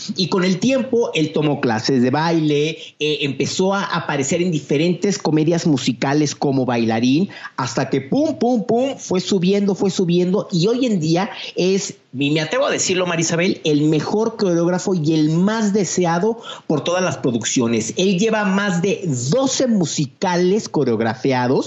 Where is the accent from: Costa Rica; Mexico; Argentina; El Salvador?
Mexico; como mexicanos que estamos más cercanos a Estados Unidos